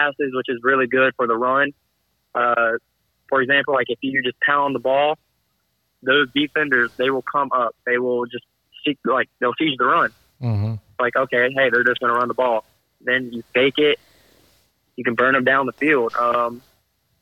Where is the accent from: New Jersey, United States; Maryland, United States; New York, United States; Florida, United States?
Florida, United States; Jacksonville; I grew up in Jacksonville most of my life